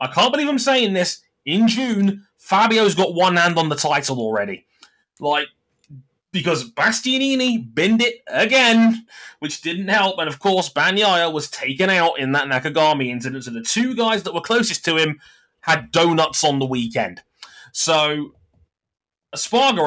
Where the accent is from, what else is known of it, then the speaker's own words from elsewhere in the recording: United Kingdom; as a Brit